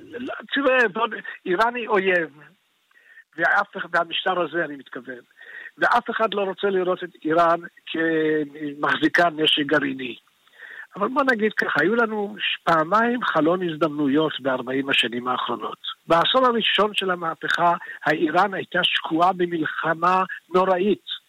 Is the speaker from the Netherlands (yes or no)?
no; Israel; also born or lived in Iran; אני עליתי לארץ, הייתי בן חמש